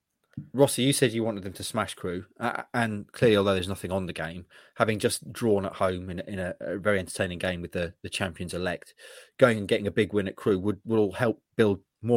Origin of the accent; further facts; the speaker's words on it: Derby, East Midlands, United Kingdom; My hometown side, the mighty, or not so mighty as the case is now, Derby County, the Super Rams.